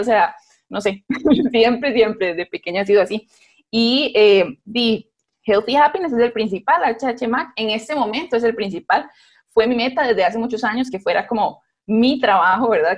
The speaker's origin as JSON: {"language": "Spanish", "town": "Guápiles", "region": "Limón", "country": "Costa Rica", "moved": "yes", "lives_now": "San José, Costa Rica", "said": "somos de Guapiles"}